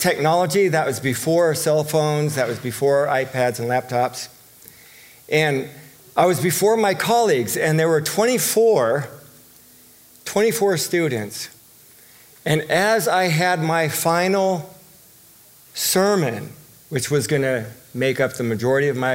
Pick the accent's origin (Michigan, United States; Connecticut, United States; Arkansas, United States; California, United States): California, United States; Southern; moved away; I'm from Southern California. You know that I was raised out there